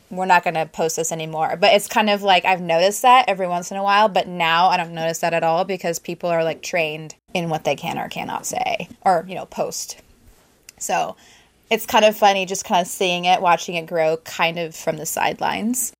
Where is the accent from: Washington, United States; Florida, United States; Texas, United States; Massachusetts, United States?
Washington, United States; Prosser; moved away; I grew up in th, this town, Prosser